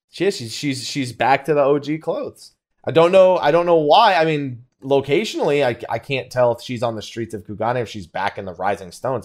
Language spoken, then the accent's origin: English; Florida, United States; moved away; also born or lived in San Diego; I was born in Florida